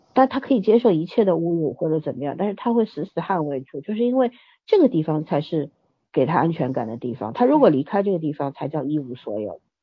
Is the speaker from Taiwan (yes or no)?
no; China; 我们中国人其实是不够幽默的